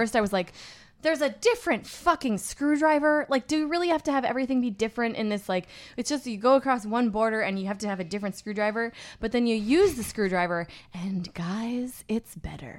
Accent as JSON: {"language": "English", "region": "Minnesota", "country": "United States", "said": "I'm from Minnesota"}